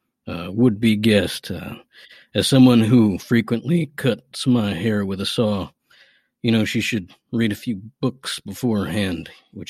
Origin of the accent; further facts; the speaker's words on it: McDowell, Virginia, United States; As it is, my hometown, McDowell, Virginia, it's a historical Civil War battle site. So naturally, I do come from a long line of gun toters and outlaws and sharpshooters and what have you.